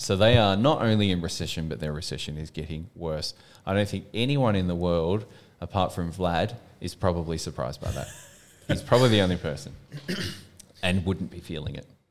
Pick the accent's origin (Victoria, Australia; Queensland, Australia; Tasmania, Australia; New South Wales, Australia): Victoria, Australia; Melbourne; also born or lived in United Kingdom